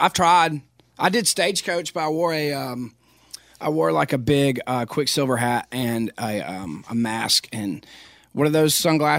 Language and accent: English; Philadelphia, Pennsylvania, United States; but I loved my hometown, and a lot of people, most people in Philadelphia love Philadelphia.